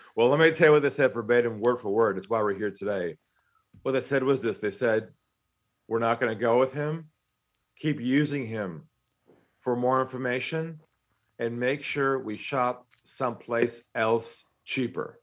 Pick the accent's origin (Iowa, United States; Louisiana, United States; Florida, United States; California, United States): California, United States; San Diego; accent: American; moved away as an adult; now in Australia; I'm from San Diego originally